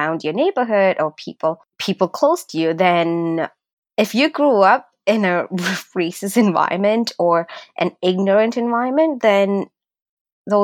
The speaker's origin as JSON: {"language": "English", "region": "Northern Province", "country": "Sri Lanka", "tie": "born or raised there", "also_born_or_lived": "Scarborough, Ontario, Canada", "moved": "yes", "lives_now": "Canada", "said": "I grew up, my childhood days were in Sri Lanka, right? But it was in the northern Sri Lanka, where there's more Tamil population"}